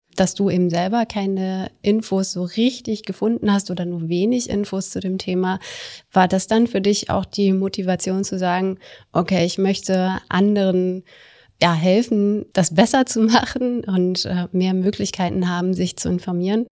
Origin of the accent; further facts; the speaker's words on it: Germany; in der Nähe von meiner Heimatstadt